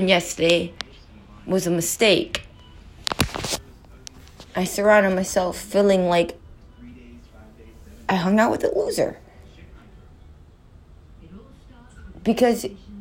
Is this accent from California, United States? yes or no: yes; California, United States; now in New York City, United States; I'm not from Texas, I'm from California. But I live in New York City.